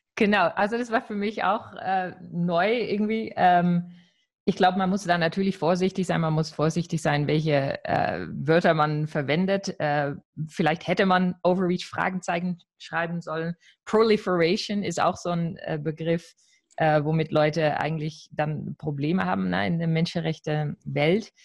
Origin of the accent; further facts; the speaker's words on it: Netherlands; als Niederländerin